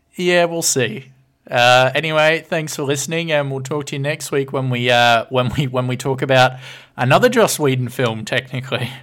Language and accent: English; Orange, New South Wales, Australia; my hometown is now on the Australian Monopoly board as the second best place